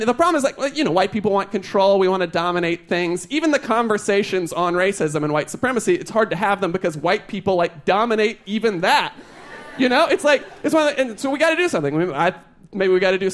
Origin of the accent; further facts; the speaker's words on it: North Carolina, United States; I grew up in North Carolina